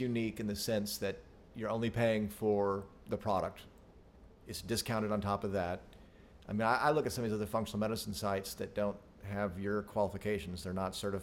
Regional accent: Arkansas, United States; we're from Arkansas. For y'all that don't know where we're from, it's one of the less expensive places to live

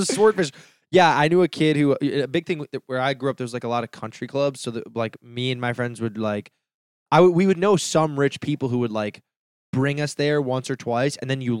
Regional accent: Harrison, United States; so I'm from Harrison, and the town next door is super rich where all the country clubs are.

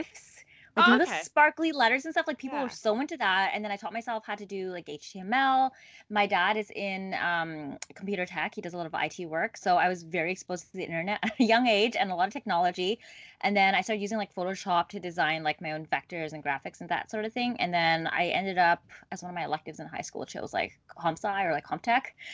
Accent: Ottawa, Ontario, Canada; moved away as an adult; now in Toronto, Canada; I'm actually not a Toronto native. I was born and raised in Ottawa

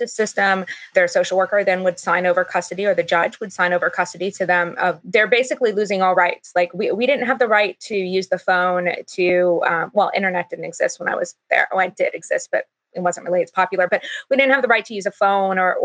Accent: California, United States; also born or lived in Utah; I'm from California, and I was sent by my school district, funded to be sent to Utah

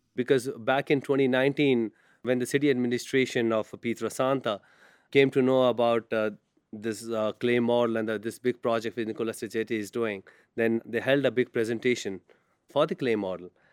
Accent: India; I'm from India

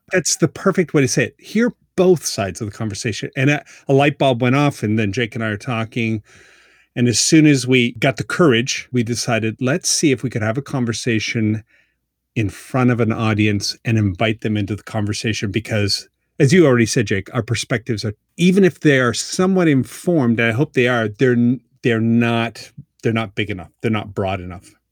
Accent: Halifax, Nova Scotia, Canada; now in Baltimore, United States; I am living in Baltimore, Maryland. I am from Halifax

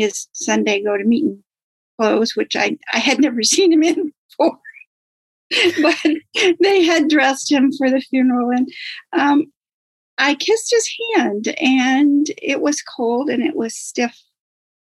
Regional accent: Maine, United States; I'm from Maine. Grew up in Maine, lived in Maine all of my life.

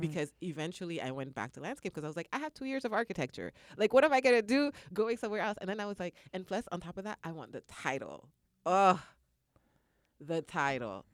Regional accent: Canada; moved away; I'm originally from Canada

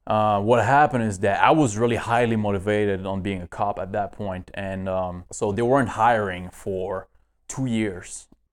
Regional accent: northeast Canada, Canada; moved away as an adult; now in United States; I was born in kind of, uh, northeast Canada.

